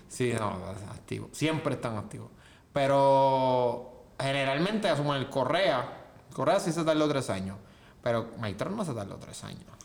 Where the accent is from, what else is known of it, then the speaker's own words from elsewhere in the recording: Juncos, Puerto Rico; yo soy de Junco.